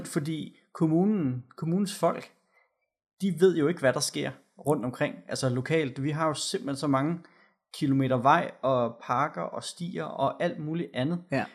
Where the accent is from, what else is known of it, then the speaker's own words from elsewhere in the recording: Gørlev, Zealand, Denmark; hvor jeg kommer fra ude ved Gørle